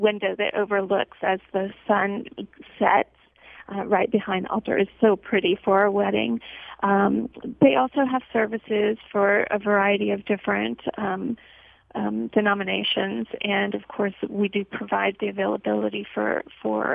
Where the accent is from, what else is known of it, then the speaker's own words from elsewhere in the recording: New Orleans, Louisiana, United States; moved away as an adult; now in Texas, United States; I'm originally from New Orleans